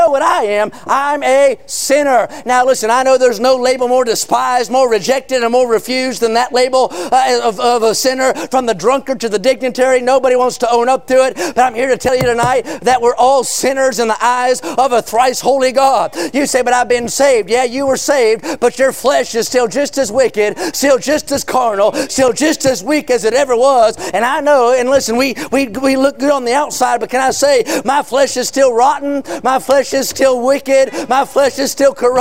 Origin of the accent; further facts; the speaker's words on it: California, United States; I'm a Californian, though I don't fit in well with the populace